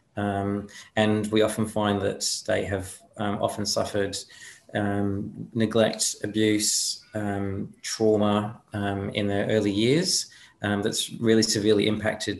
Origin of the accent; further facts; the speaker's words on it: United Kingdom; now in Australia; I'm from there originally